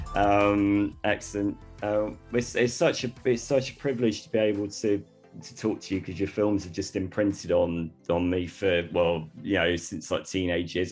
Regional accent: Torquay, South West England, United Kingdom; moved away; also born or lived in Bristol; I'm a West Country boy, I'm from Devon originally

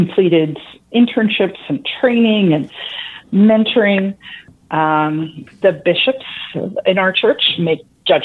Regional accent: northern New Jersey, United States; moved away; also born or lived in Arizona; I grew up in northern New Jersey

